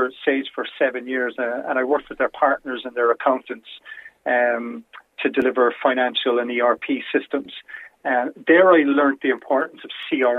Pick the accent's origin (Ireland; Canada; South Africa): Ireland; Cork, Munster; also born or lived in Dublin; I'm a Corkonian